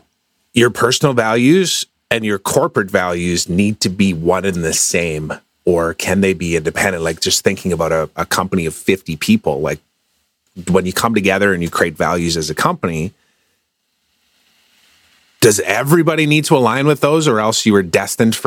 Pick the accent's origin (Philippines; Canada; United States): Canada; I'm Canadian